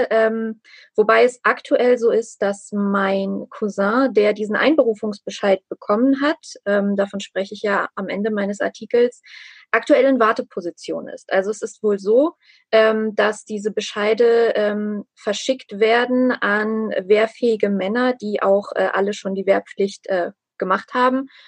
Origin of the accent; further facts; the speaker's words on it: Armenia; einfach um mein, mein Heimatland, also auch um Nachbarn, um Freunde, auch um Menschen, die ich nicht kenne. Denn diese ganze ähm, diese ganze Geschichte Armeniens und äh, sozusagen der armenischen Ethnie